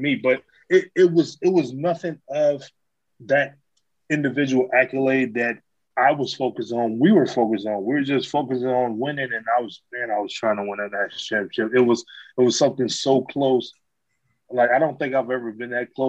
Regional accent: Detroit, Michigan, United States; I was originally born and raised in Detroit

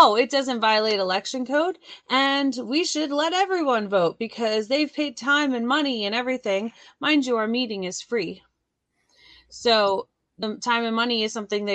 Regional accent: Pennsylvania, United States; I'm from Pennsylvania

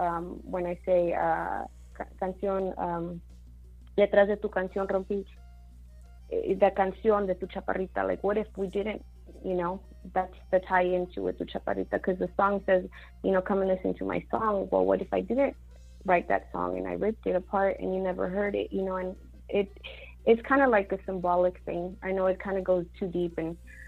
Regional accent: El Paso, Texas, United States; also born or lived in Mexico / Arizona; I was born in Mexico. I was raised in Arizona, part of my you know, teen life, and then the rest of it, I was raised in El Paso

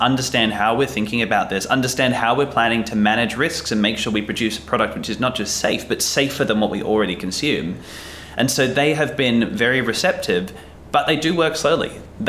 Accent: New South Wales, Australia; as an Australian citizen, as a resident of New South Wales

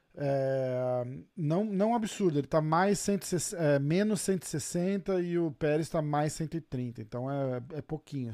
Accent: Brazil; a gente é brasileiro

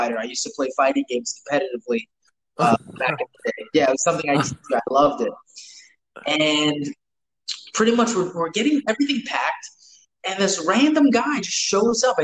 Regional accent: New York, United States; growing up in New York from like the early 2000s

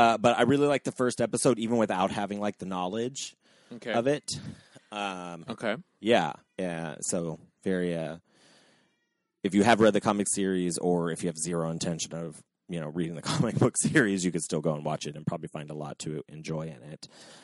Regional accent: Cincinnati, Ohio, United States; I'm from Cincinnati

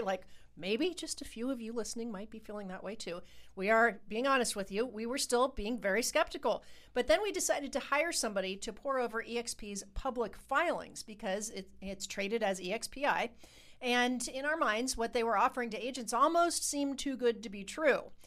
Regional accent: Ohio, United States; We're from Ohio

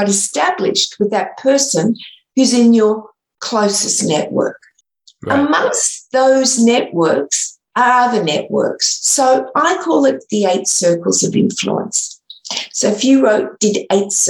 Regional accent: Sydney, New South Wales, Australia; I'm from Sydney, Australia

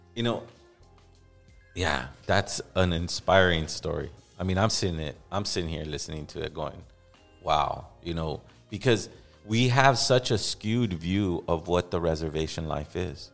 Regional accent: Los Angeles, California, United States; growing up in East

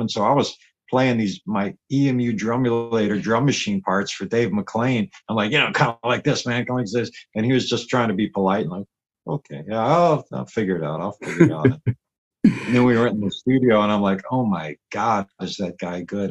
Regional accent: Richmond, Virginia, United States; moved away as an adult; also born or lived in Los Angeles, United States; now in Berlin, Germany; I grew up was born in Richmond, Virginia, you know, down in the South.

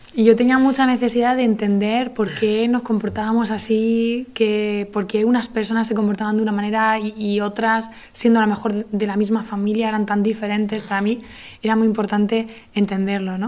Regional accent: Granada, Andalusia, Spain; moved away; Yo soy de Granada

